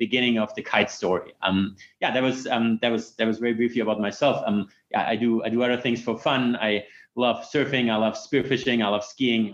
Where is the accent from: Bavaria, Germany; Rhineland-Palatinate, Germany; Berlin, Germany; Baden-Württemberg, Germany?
Bavaria, Germany; Munich; moved away as an adult; also born or lived in Stanford, United States; I'm originally from Munich. Went there to high school.